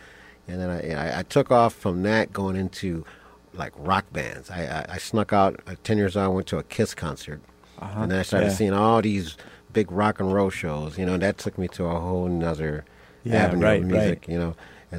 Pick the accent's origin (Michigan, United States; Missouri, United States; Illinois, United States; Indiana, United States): Illinois, United States; Chicago; also born or lived in Minneapolis; now in Portland, United States; I grew up in Chicago.